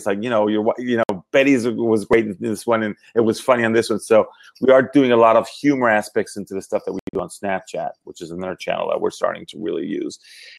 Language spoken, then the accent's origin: English; Venezuela; first language Spanish; English is a second language; moved away as an adult; I'm originally from Venezuela, from South America. So I do speak